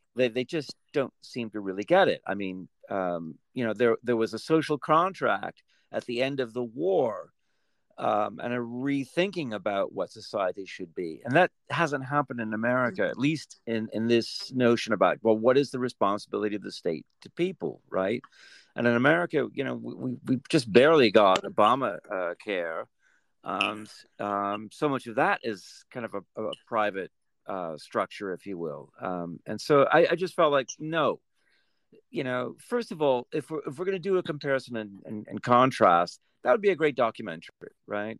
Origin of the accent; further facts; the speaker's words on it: United Kingdom; moved away; I grew up in Britain and and yet I've been away